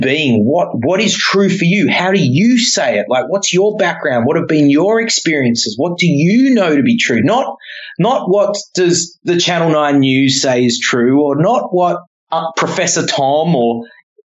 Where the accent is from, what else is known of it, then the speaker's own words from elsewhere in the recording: Papua New Guinea; I was born in Papua New Guinea